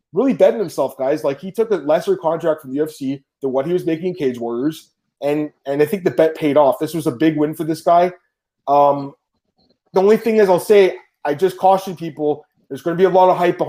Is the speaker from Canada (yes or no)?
yes; Canada; I'm Canadian